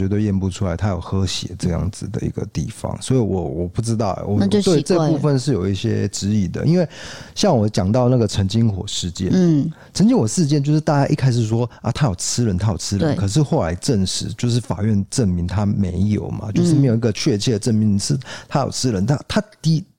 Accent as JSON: {"language": "Chinese", "region": "North", "country": "Taiwan", "said": "然后他又问我说：\"在哪里读大学？\"那因为我是北部人，他告诉我说：\"哎，要加油啊！\""}